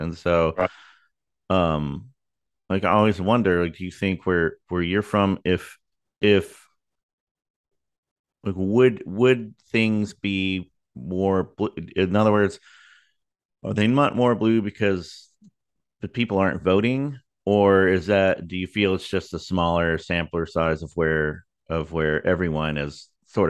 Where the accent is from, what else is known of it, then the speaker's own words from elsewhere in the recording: Texas, United States; we're obviously we're both from Texas